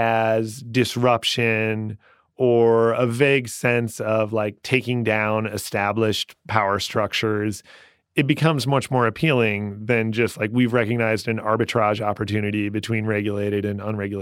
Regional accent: Iowa, United States; But I have a degree in English, and I grew up in Iowa, where in the 90s, at least, the schools were great.

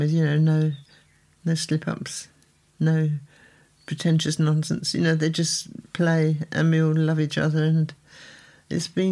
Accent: England, United Kingdom; I love being English

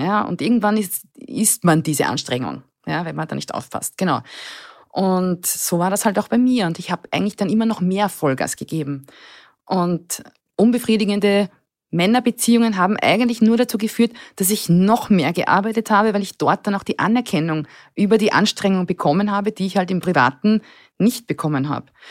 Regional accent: Burgenland, Austria; Ich bin das älteste von drei Kindern, aufgewachsen im Burgenland in einem kleinen Dorf

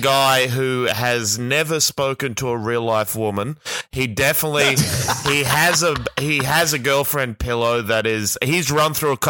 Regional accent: Brisbane, Queensland, Australia; moved away; I'm from Brisbane

